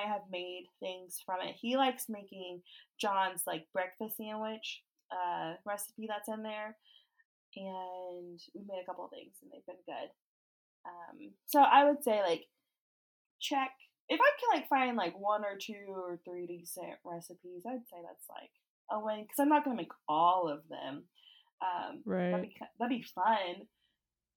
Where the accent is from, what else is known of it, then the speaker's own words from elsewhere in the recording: Oklahoma, United States; we're both from Oklahoma